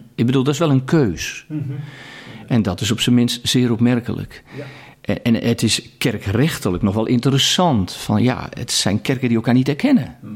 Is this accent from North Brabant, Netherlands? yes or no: no; Katwijk, South Holland, Netherlands; Ik kom zelf uit Katwijk aan Zee